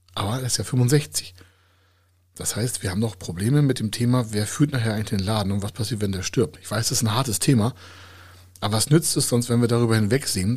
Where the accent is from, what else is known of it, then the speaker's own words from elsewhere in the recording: Hamburg, Germany; Bei uns in Hamburger